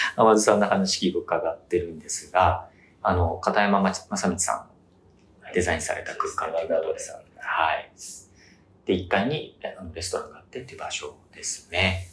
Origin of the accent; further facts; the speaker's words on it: Miyazaki, Japan; 地元宮崎でホテルやろうと思ったんですけど